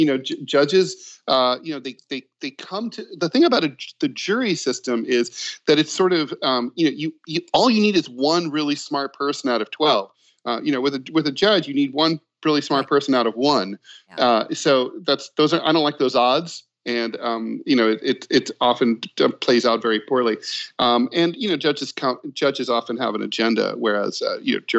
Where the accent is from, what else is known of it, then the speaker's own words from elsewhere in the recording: Dayton, Ohio, United States; I'm from Dayton, Ohio, which was hit very hard by the opioid pandemic